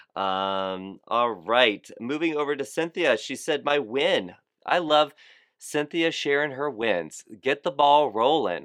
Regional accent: South Florida, United States; I'm from South Florida

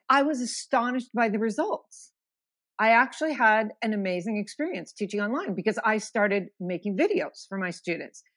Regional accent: Missoula, Montana, United States; moved away as an adult; I'm originally from Missoula, Montana, and I spent, um, eighteen wonderful years growing up there.

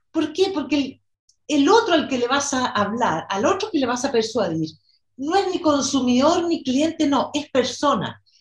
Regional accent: Chile; also born or lived in New York / Brazil / Argentina / Mexico; bueno, soy chilena, nací aquí y viví en diferentes lugares en Latinoamérica y en Estados Unidos, en Nueva York, en Brasil, en Argentina

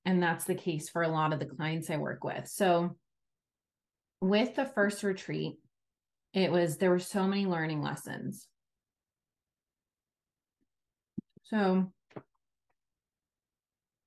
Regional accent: New York, United States; I come from New York, where we had to take Regents exams in high school

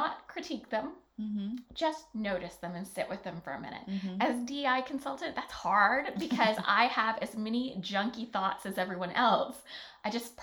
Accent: Alabama, United States; moved away as an adult; I grew up in Alabama.

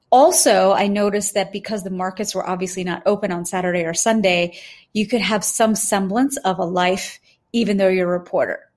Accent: India; Because truly, as we're being raised as Indian women, there's no space to have conversations about becoming CEO, COO, managing director, senior counsel, not in our friend circle, not in our home circles.

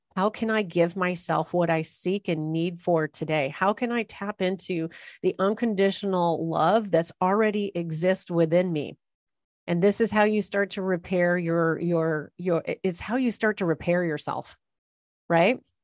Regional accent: Los Angeles, California, United States; people who are born and raised in Los Angeles and Orange County

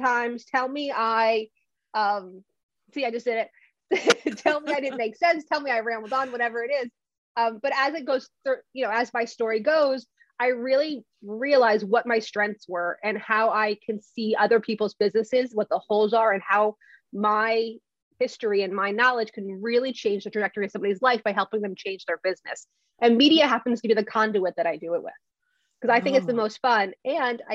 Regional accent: New Jersey, United States; I'm from Jersey

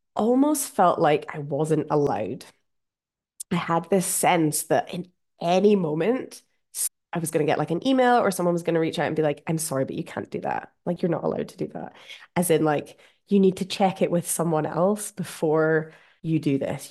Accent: Scotland, United Kingdom; accent: Scottish; my Scottish accent

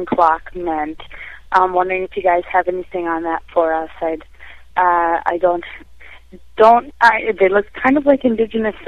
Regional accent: Minnesota, United States; from Minnesota

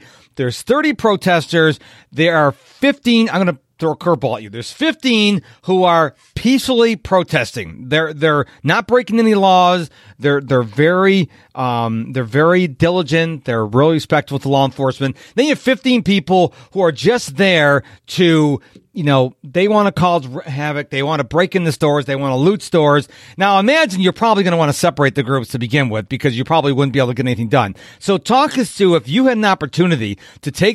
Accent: Rochester, New York, United States; now in Houston, United States; I'm originally from Rochester, New York, and I had my friend next door was Black and I had Spanish people. So I grew up never looking at color

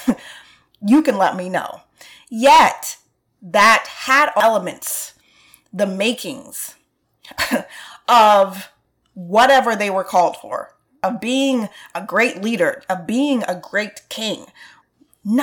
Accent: New York City, New York, United States; I'm from Brooklyn, so I can remember being on the train

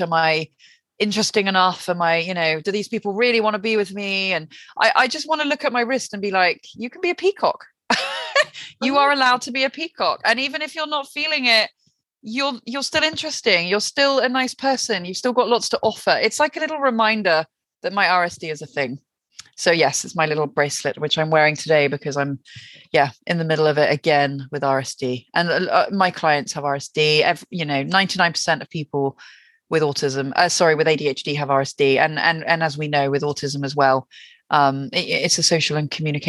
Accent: the Southwest, South West England, United Kingdom; also born or lived in West London; now in London, United Kingdom; I'm from the Southwest originally

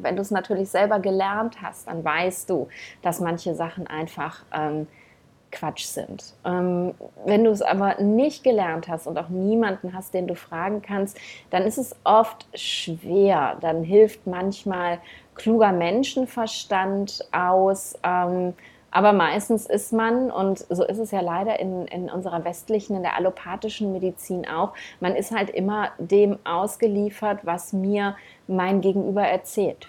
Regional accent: Germany; bei uns in Deutschland

